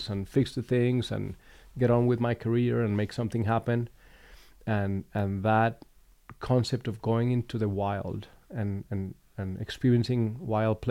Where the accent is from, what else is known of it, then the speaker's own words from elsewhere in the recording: Bogota, Colombia; moved away; I grew up in Colombia. I was born and raised in the city of Bogota